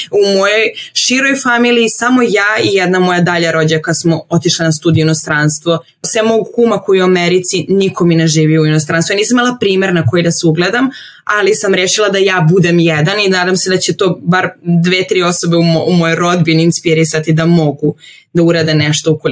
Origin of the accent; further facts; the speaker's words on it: Serbia; also born or lived in Venice, Italy; kod nas u Srbiji